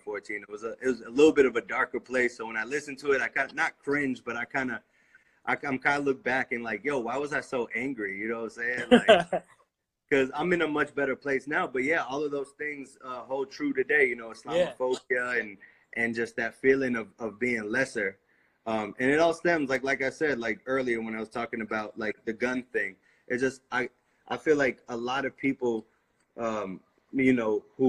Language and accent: English; United States; I'm just as American as they are. You know, I was born here. 100%. I've never lived anywhere else.